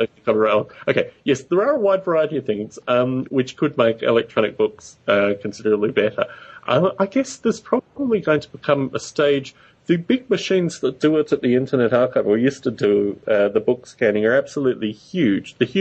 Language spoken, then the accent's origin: English; Canberra, Australian Capital Territory, Australia; where I grew up in Australia, there was a, it's the nation's capital